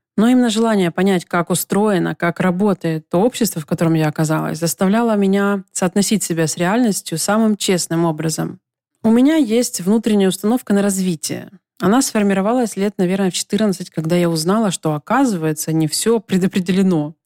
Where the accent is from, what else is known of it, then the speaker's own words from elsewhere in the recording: Donetsk, Donetsk Oblast, Ukraine; moved away as an adult; also born or lived in Kyiv; В своем родном городе Донецке, где я прожила до 25 лет